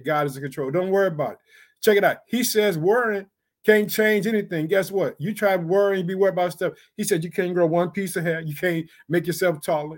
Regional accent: Illinois, United States; also born or lived in Chicago; The state of Illinois, which is my home state, I reside in the city of Chicago

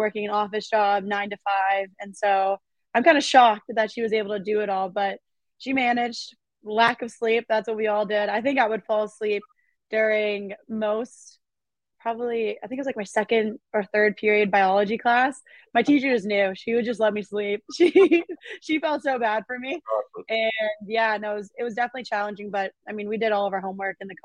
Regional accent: Mississippi, United States; born or raised there

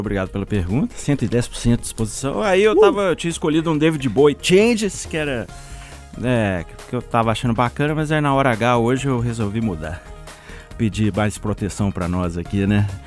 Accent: Minas Gerais, Brazil; a gente fica triste enquanto mineiro

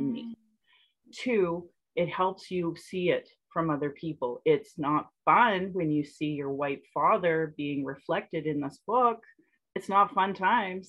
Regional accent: Sylvan Lake, Alberta, Canada; also born or lived in Calgary; I grew up in Sylvan Lake

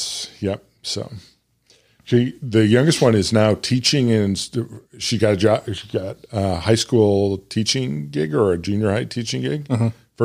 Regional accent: Bloomington, Illinois, United States; but Illinois State, which was where I grew up in Bloomington Normal, when I went there was 20 or 25,000

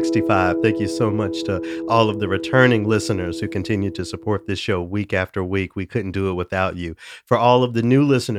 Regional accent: the South, United States; You know, I'm from the South.

